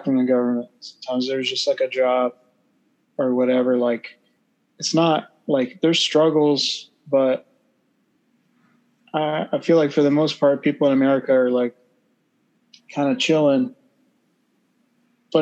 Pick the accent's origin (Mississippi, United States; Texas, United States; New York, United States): Texas, United States; I was born in Texas